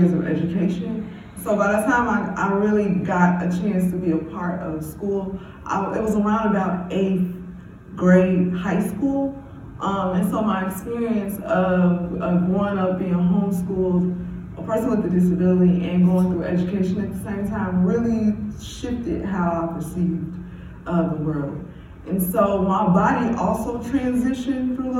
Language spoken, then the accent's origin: English; Chicago, Illinois, United States; growing up on the south side of Englewood